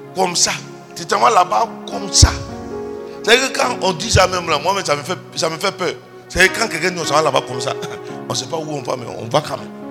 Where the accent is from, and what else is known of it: Côte d’Ivoire